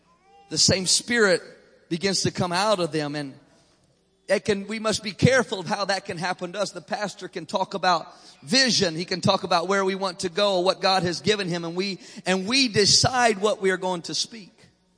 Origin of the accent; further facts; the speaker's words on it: Illinois, United States; accent: southern; also born or lived in Maryland; I was born in Illinois. I lived here a few years in Maryland. But my family, my mother is from Mississippi. My dad grew up in Alabama. And so they tell me that I speak with a southern accent.